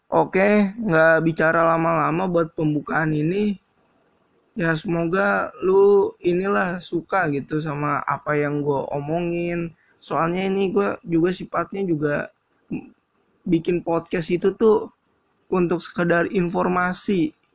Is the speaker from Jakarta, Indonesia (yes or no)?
yes; Jakarta, Indonesia; Gua asli Jakarta